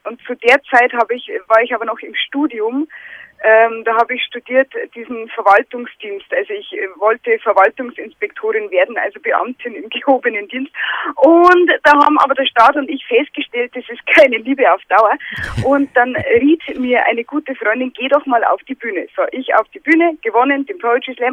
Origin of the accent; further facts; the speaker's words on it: Lower Bavaria, Germany; accent: Bavarian